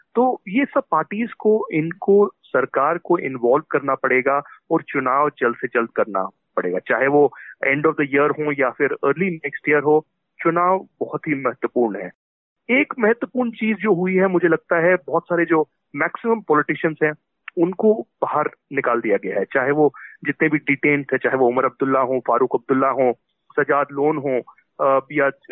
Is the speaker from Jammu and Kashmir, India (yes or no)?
yes; Jammu and Kashmir, India; खुद एक कश्मीरी हूँ मूलतः कश्मीर से हूँ